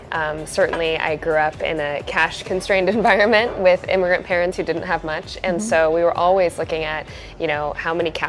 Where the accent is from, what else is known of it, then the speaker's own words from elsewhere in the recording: Southern California, United States; also born or lived in Buffalo, New York; I grew up in Southern California. My parents came here from India in the late 70s, and they moved from Buffalo to Southern California when I was quite young.